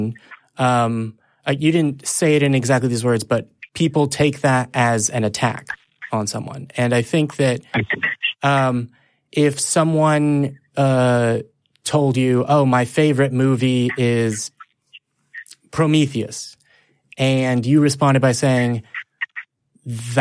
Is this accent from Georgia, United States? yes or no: no; Texas, United States; I'm from Texas